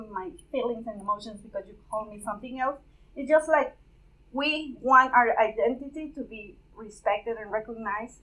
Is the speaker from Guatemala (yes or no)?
yes; Guatemala; moved away as an adult; I am a Guatemalan, born in Guatemala, lived there my, most of my